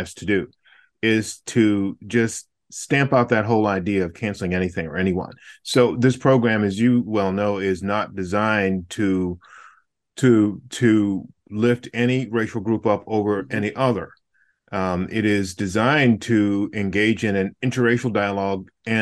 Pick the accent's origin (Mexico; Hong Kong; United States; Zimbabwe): United States; Southside Virginia; I grew up in Southside Virginia